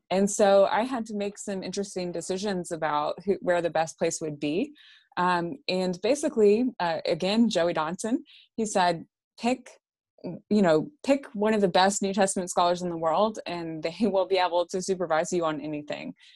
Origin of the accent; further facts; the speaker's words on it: Texarkana, United States; also born or lived in Irving, Texas (born near Texas Stadium); moved to Texarkana, though, I think I was maybe, uh, two or something like